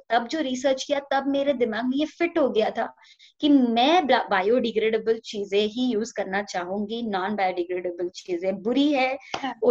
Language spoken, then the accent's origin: Hindi; Lonavala, Maharashtra, India; मैं सबसे पहले uh, अपने पहले फ्यू इयर्स लोनावला में थी जो okay. महाराष्ट्र में है पुणे mm-hmm. के पास का एक बहुत ब्यूटीफुल हिल स्टेशन है